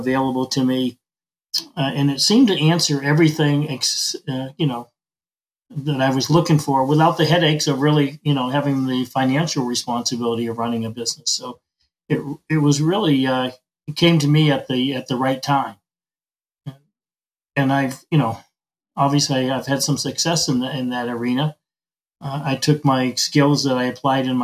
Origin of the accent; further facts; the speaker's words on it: Maine, United States; moved away as an adult; now in Arizona, United States; I'm from Maine